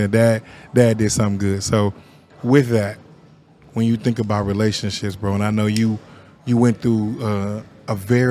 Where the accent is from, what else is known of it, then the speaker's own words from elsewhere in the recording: Sunflower Apartments, Kansas, United States; as a kid, I grew up in Sunflower Apartments